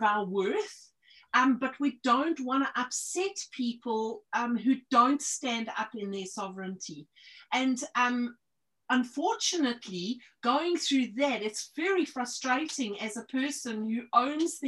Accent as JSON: {"language": "English", "country": "South Africa", "tie": "born or raised there", "moved": "yes", "lives_now": "New Zealand", "said": "I was born in South Africa."}